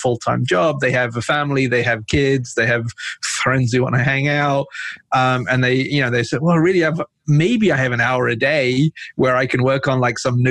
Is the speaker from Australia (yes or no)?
no; England, United Kingdom; moved away as an adult; also born or lived in north of Pakistan / San Francisco; now in United States; when I was about 4 years old, we moved from Pakistan to England. I lived and studied there. You know, that's where I grew up.